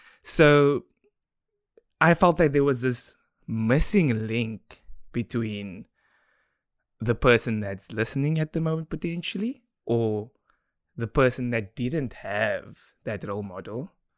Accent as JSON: {"language": "English", "country": "South Africa", "tie": "born or raised there", "said": "So growing up in Democratic South Africa, I was given a platform to thrive due to the decisions that my parents made."}